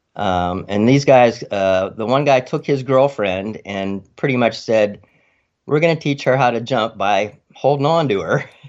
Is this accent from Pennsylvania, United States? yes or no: yes; Freeport, Pennsylvania, United States; moved away as an adult; also born or lived in Arizona / Maryland; Freeport, Pennsylvania